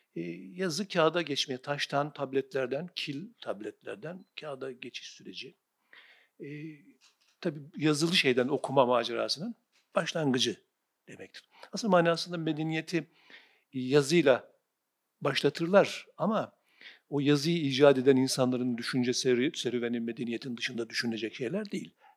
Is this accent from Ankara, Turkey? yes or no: no; Sivas Province, Turkey; kasabadan ilkokul ikinci sınıftan sonra taşındık biz Sivas'ta büyüdüm. İlk e, okul, ortaokul, lise Sivas'ta